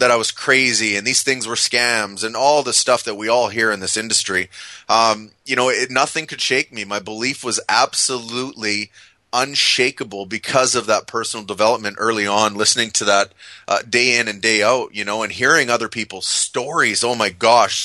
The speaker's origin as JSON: {"language": "English", "country": "Canada", "said": "I'm Canadian"}